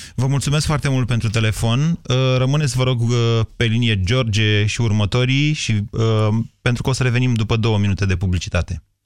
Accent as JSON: {"language": "Romanian", "country": "Romania", "said": "ca român de aici din România"}